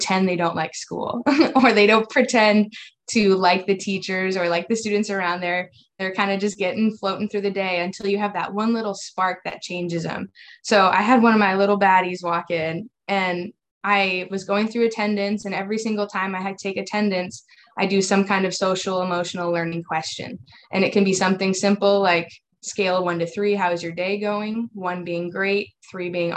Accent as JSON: {"language": "English", "region": "Iowa", "country": "United States", "tie": "born or raised there", "moved": "as an adult", "lives_now": "Houston, United States", "said": "I'm originally from Iowa, grew up in the education system up there"}